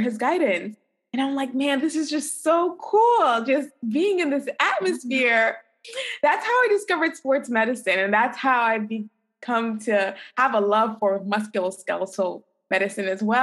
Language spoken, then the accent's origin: English; New York City, New York, United States; moved away as an adult; also born or lived in Kirksville, Missouri; I'm originally from New York City.